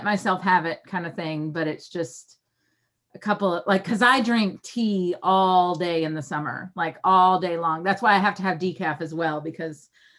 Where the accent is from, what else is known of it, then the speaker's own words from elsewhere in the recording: the South, United States; I grew up in the South